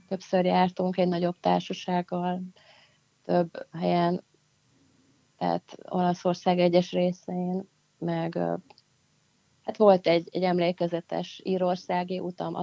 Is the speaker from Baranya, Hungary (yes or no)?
yes; Pécs, Baranya, Hungary; Pécs után, ami szintén nagyon-nagyon-nagyon mm. nagyon szerethető város, ahol születtem is